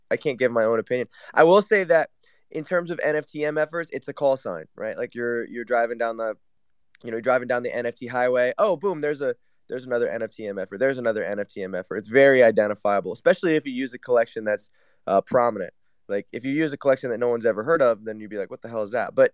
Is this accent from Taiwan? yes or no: yes; Taiwan; Uh, Taiwan.